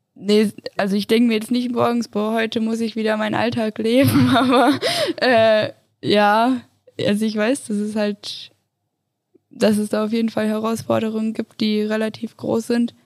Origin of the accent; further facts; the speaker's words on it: Göttingen, Lower Saxony, Germany; now in Innsbruck, Austria; Aus Göttingen, also voll weit oben